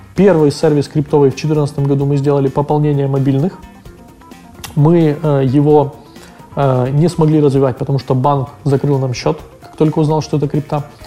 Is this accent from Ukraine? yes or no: yes; Ukraine; мы из Украины